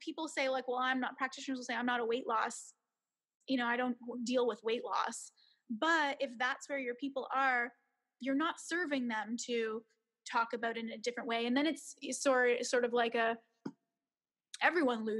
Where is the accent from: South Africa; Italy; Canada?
Canada; moved away as an adult; now in Beijing, China; I am a Canadian, even though I'm here in Beijing